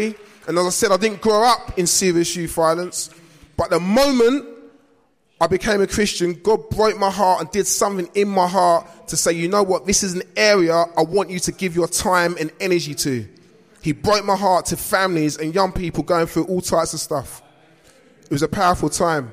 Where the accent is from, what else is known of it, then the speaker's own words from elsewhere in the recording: London, United Kingdom; I grew up in South East London.